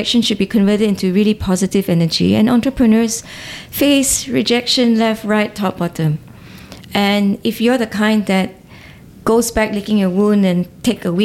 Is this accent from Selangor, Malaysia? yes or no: no; Ipoh, Perak, Malaysia; Growing up in Ipoh